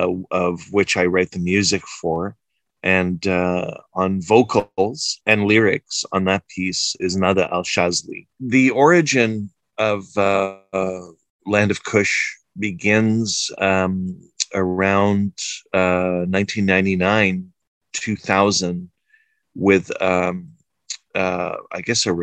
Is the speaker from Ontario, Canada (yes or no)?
no; Prince Edward Island, Canada; moved away as an adult; also born or lived in Tripoli, Libya / Alexandria, Egypt / Cairo, Egypt; now in Montreal, Canada; I'm Egyptian-Canadian. I was born in Libya, Tripoli, but I grew up the first 5 years of my life in Egypt and Alexandria, and then my family moved to Canada, to Prince Edward Island, very small island, and I now live in Montreal.